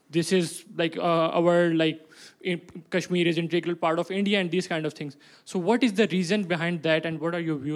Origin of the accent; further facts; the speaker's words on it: Pakistan; let me tell you about myself. I'm from Pakistan, basically.